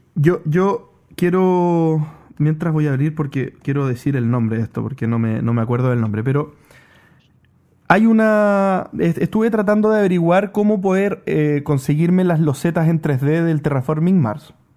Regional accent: Chile; yo también soy chileno.

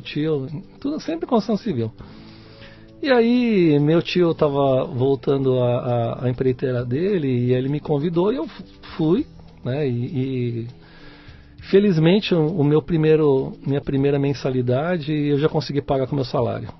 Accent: São Paulo, Brazil; Eu sou paulistano, nasci em São Paulo, é? aqui em São Miguel Paulista

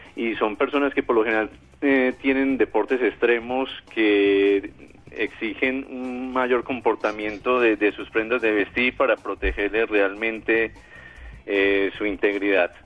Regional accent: Colombia

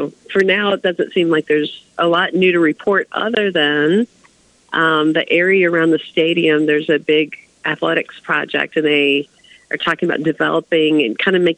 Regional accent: the South, United States

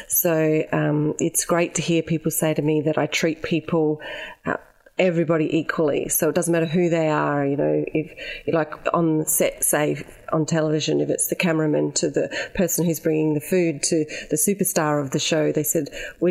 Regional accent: Adelaide, South Australia, Australia; moved away as an adult; also born or lived in Ceduna, South Australia; now in Melbourne, Australia; my early childhood was growing up in Ceduna, and then we moved to Adelaide because Dad went to university and was a police officer. And so we moved to Adelaide, and I grew up in Largs Bay, right on the beach

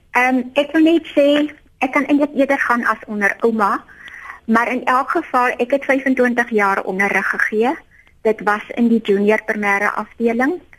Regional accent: Eastern Cape, South Africa; Ek het groot geword in die Ooskaap

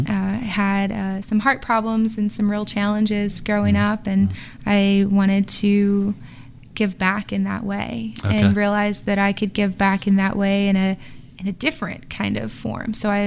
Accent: Virginia, United States; also born or lived in California / Maine; So I say I grew up in Virginia, but I was born in California, lived in Maine for a while.

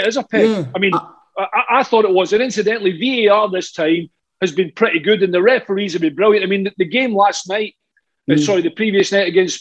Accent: Scotland, United Kingdom; as a Scotsman

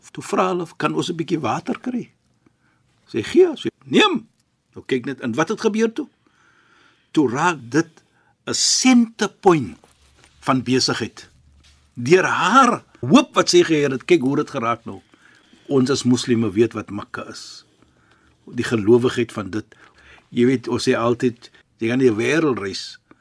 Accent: Cape Town, Western Cape, South Africa; ek is 'n Kaapenaar

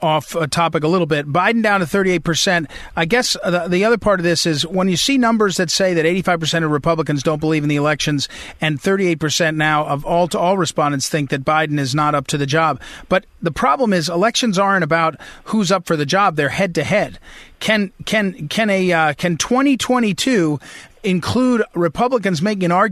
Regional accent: New Jersey, United States; also born or lived in New York City; I did live in New Jersey for my childhood

